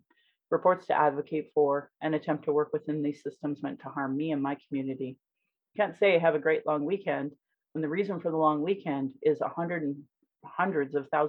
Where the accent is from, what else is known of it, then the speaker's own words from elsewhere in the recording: Calgary, Alberta, Canada; I was born in Calgary, or in Blackfoot Mohkinstis, as … another English name which has afforded me privilege in an English colonial world. My mother is Northern Slavey Dene, or Satu Dene